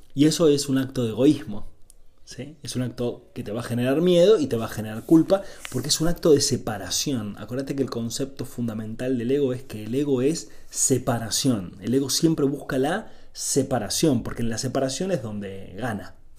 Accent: Argentina; soy de Argentina, vivo en Argentina

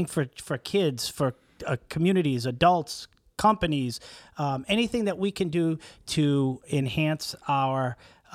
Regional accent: Boston, Massachusetts, United States; moved away as an adult; also born or lived in Florida; now in Stuart, United States; I'm from Boston. Lived there my whole life. Moved to Florida 11 years ago

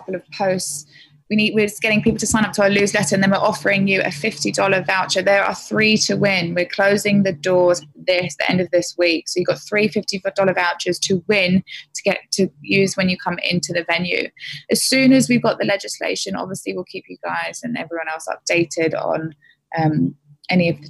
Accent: England, United Kingdom; now in Sydney, Australia; I'm typical English, I drink a lot of tea

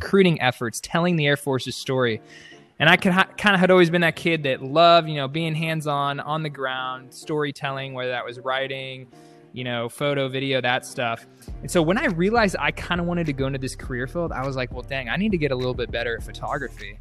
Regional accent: Dallas, Texas, United States; I grew up in Dallas, Texas

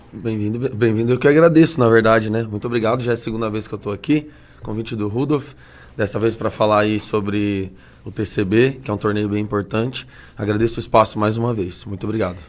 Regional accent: Rondônia, Brazil; also born or lived in Curitiba, Paraná; now in Ponta Grossa, Brazil; É, eu sou natural de Rondônia, né, lá no, no nortão do, do, país, e me mudei para cá, para cá, para o Paraná, fazem já uns 16 anos.

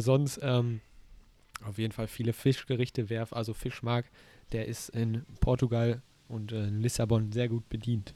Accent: North Rhine-Westphalia, Germany; wir kommen aus NRW

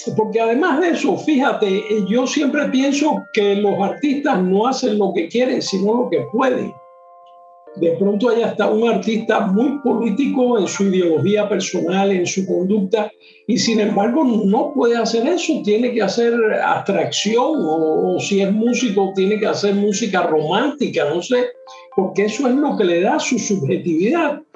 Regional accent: Cuba; en mi país, en Cuba

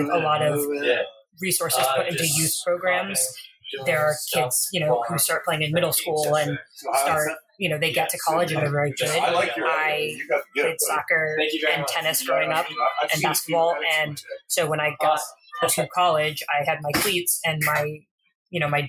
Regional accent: Southern California, United States; I grew up playing in Southern California

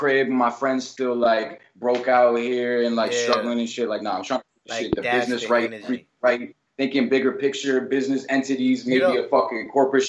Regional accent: Hudson, New York, United States; those are just kids from my hometown in Hudson, bro. Like, definitely. Upstate.

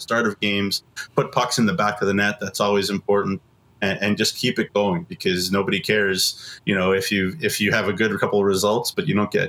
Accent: Toronto, Ontario, Canada; moved away; growing up in the Toronto area, my brother and I went to the Hockey Hall of Fame a lot

